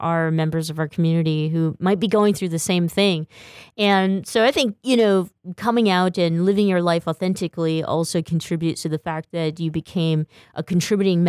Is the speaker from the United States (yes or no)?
yes; Stockton, California, United States; I'm from Stockton, or I grew up in Stockton